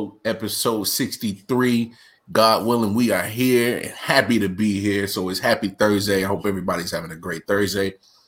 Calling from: North Carolina, United States; Of course, I am streaming live from North Carolina.

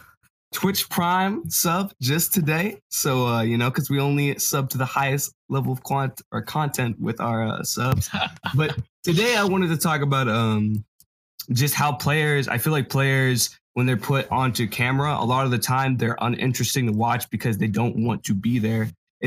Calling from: Olympia, Washington, United States; I'm calling from Olympia, Washington.

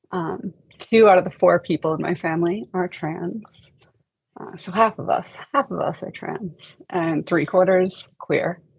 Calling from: Honolulu, Hawaii, United States; I am joining you from Honolulu, Hawaii. Uh, it's only two o'clock here, bright and sunny and hot.

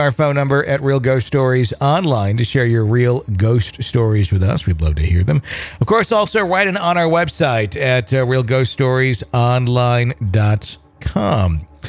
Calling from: Ann Arbor, Michigan, United States; also born or lived in Philippines; from Ann Arbor, Michigan. I have a couple of paranormal experiences that I'd like to share. I was born in the Philippines with my parents who were still serving in the USAF. I was raised with Filipino friends

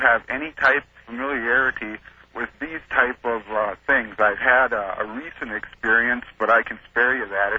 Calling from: Valparaiso, Indiana, United States; I am calling from Valparaiso, Indiana.

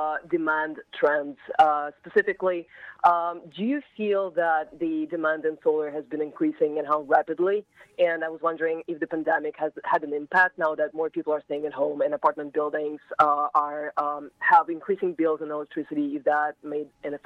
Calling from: New York City, New York, United States; I'm calling from New York, Brooklyn.

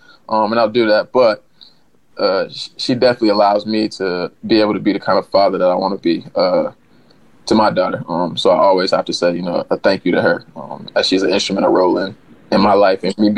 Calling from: New Orleans, Louisiana, United States; So yeah, I'm down in New Orleans, Louisiana.

